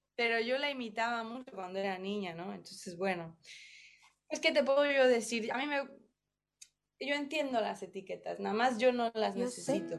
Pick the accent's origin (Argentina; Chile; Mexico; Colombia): Mexico; now in New York, United States; soy mexicana